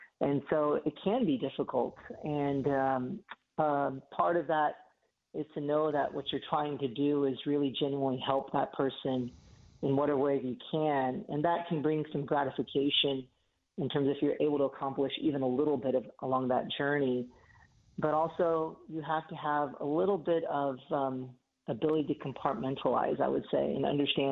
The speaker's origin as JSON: {"language": "English", "town": "Houston", "region": "Texas", "country": "United States", "tie": "born or raised there", "also_born_or_lived": "Atlanta, Georgia", "moved": "as an adult", "lives_now": "Knoxville, United States", "said": "I was born and raised in Houston"}